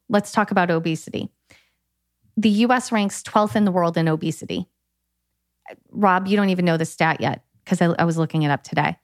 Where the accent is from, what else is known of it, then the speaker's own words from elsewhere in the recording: United States; moved away as an adult; also born or lived in California; now in Italy; being an American